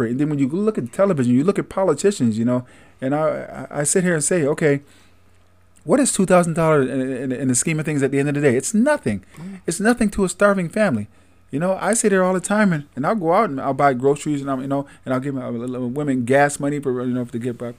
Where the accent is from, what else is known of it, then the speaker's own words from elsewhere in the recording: Syracuse, New York, United States; Born and raised in Syracuse. All right. City of Syracuse